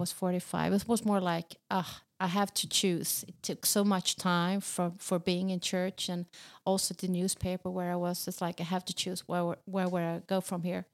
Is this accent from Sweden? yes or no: yes; Sweden; accent: Swedish; in Swedish, even in my accent